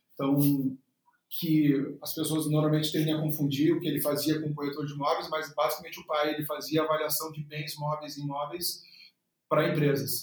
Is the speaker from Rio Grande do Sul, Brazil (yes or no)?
yes; Porto Alegre, Rio Grande do Sul, Brazil; sou natural de Porto Alegre, uh, nascido no Hospital Luiz de Vento